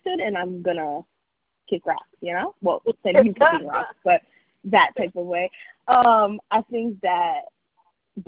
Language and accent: English; New York City, New York, United States; I'm from Staten Island